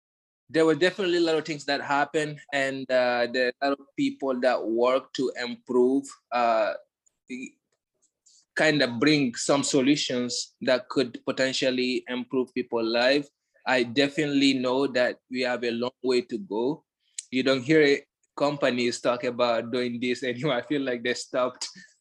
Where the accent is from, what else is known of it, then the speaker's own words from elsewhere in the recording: Guinea; one thing, growing up in Guinea, I grew up with a sense of pride and stuff.